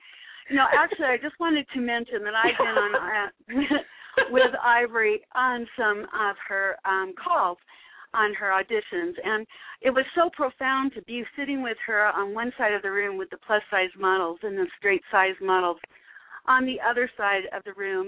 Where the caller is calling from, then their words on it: Denver, Colorado, United States; I'm calling from Denver, Colorado.